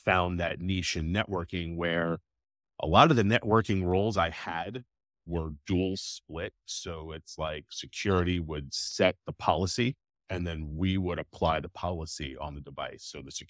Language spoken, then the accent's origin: English; New York, United States; so I'm like originally from New York.